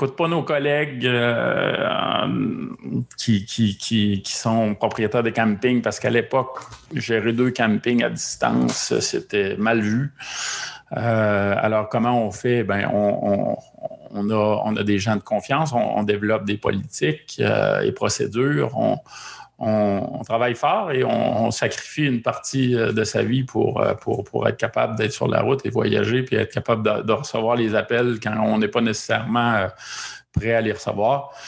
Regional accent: Quebec, Canada; chez nous au Québec

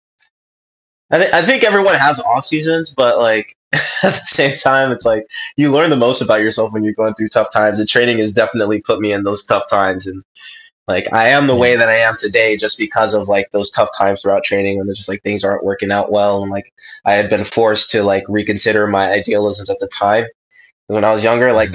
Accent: Ontario, California, United States; also born or lived in Johnson City, Tennessee; we grew up in Ontario

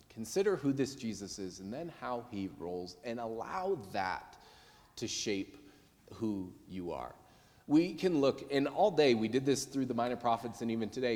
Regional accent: United States; I'm American

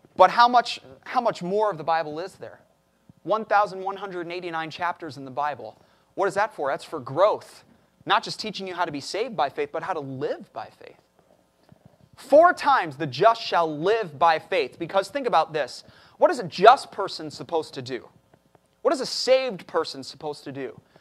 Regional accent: Chicago, Illinois, United States; moved away as an adult; now in Corpus Christi, United States; I'm, I'm from Chicago, so we deal with blizzards and everything up there.

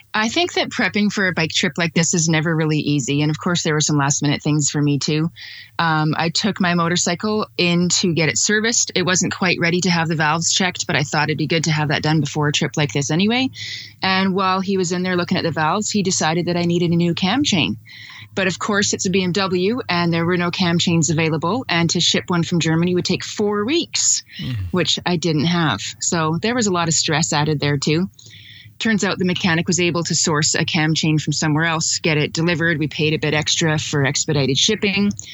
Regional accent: Calgary, Alberta, Canada; I'm from Calgary, Alberta

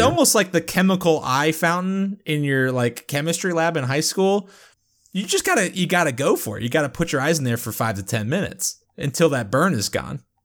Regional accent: United Kingdom; I'm British

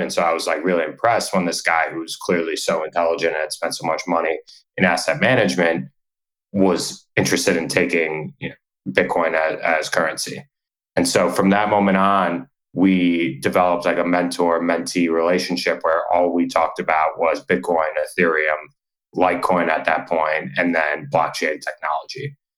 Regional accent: New York, United States; moved away as an adult; also born or lived in Nashville, Tennessee; I'm from New York originally.

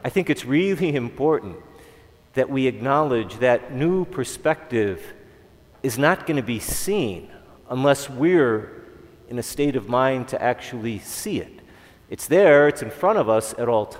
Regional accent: Chicago, Illinois, United States; I'm from Chicago

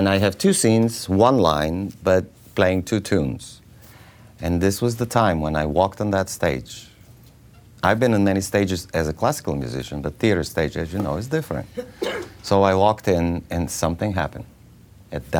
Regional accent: Bulgaria; English is a second language; moved away; I'm from Bulgaria

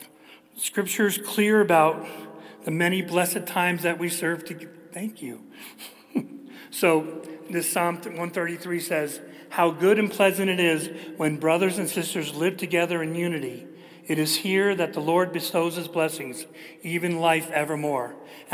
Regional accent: New Jersey, United States; I'm from New Jersey

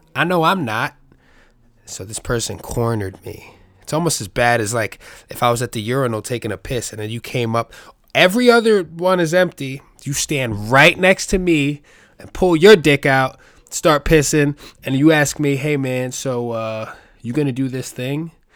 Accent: New York City, New York, United States; I grew up in the Bronx. I was born and raised in New York City

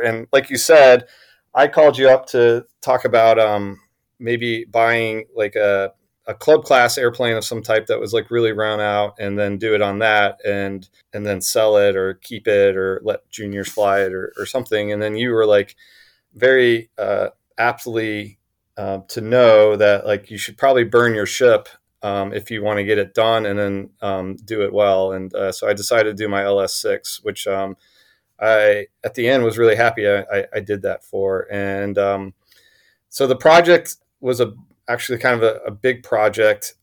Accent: Huntsville, Alabama, United States; I grew up in Huntsville, Alabama

